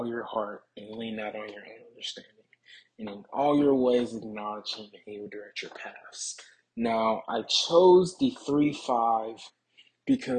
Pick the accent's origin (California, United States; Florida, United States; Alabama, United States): Alabama, United States; Tuscaloosa; I'm from Tuscaloosa, Alabama